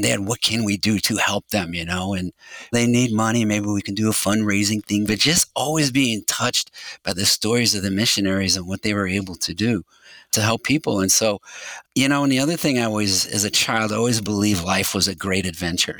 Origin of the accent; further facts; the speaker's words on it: St. Louis, Missouri, United States; I was born and raised in St. Louis